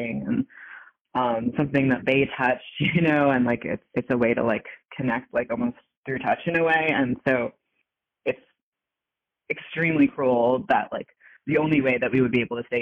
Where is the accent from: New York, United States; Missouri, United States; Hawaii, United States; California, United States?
New York, United States; I'm a New Yorker